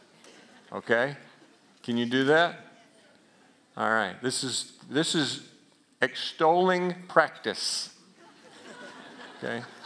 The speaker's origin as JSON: {"language": "English", "region": "Alabama", "country": "United States", "said": "That sound like I was from Alabama right there, doesn't it? I am"}